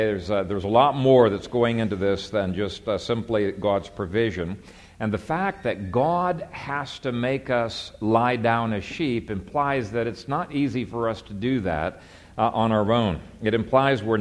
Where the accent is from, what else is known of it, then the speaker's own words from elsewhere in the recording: Ethiopia; moved away; I grew up in Ethiopia